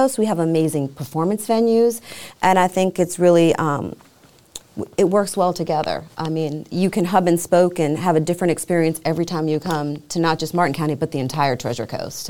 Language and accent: English; U.S. Virgin Islands; also born or lived in Atlanta; So I'm originally from the islands. So I'm from the Virgin Islands, and I had been in Atlanta for 16 years working on the state level with the Georgia Department of Economic Development in the tourism.